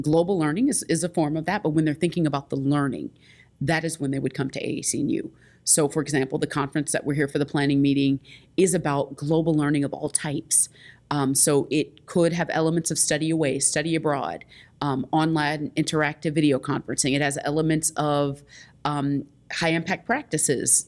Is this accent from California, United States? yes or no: no; Indianapolis, Indiana, United States; I'm from Indianapolis, Indiana